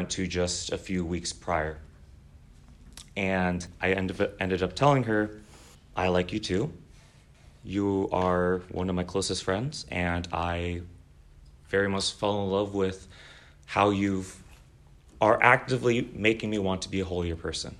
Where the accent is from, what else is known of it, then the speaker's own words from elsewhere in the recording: Southern California, United States; moved away as an adult; also born or lived in Seattle, United States; now in Chicago, United States; Born and raised in Southern California, just one of many SoCal guys that are just raiding the Midwest